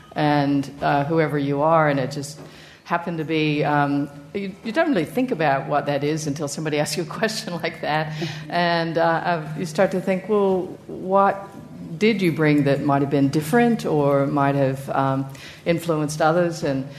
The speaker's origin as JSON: {"language": "English", "country": "United States", "moved": "as an adult", "lives_now": "Richmond, Australia", "said": "Well, I'm from the United States, and I moved to Richmond in 1989."}